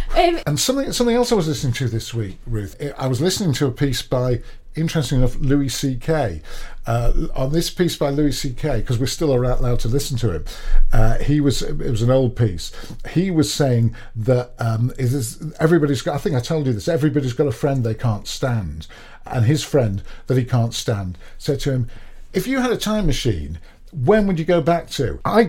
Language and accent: English; United Kingdom; because it's because we're British, and that's all we do.